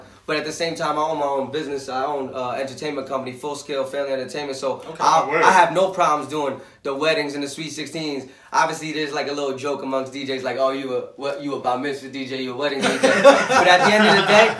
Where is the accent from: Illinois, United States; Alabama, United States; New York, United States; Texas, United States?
New York, United States; Newburgh; also born or lived in Staten Island, New York; I was born in Staten Island. Only lived in the city till I was like 5, and my parents moved up here, so I grew up in Newburgh